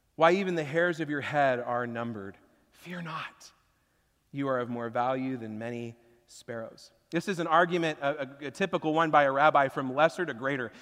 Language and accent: English; Washington, United States; growing up in Washington, I haven't lived through a tornado before